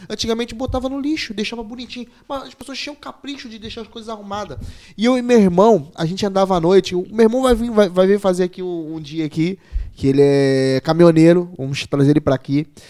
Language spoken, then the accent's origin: Portuguese; Rio de Janeiro, Brazil; now in Portugal; eu que vim do Rio de Janeiro